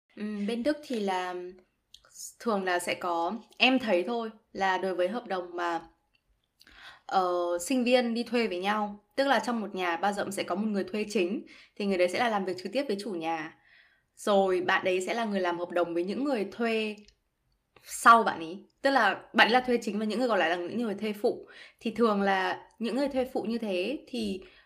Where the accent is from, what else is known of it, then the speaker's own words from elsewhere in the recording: Vietnam; moved away as an adult; now in Germany; mình là người Việt Nam